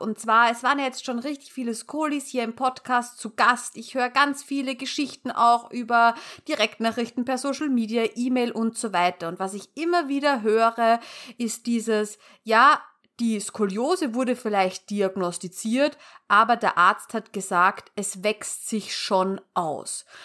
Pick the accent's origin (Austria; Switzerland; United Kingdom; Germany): Austria; bei uns in Österreich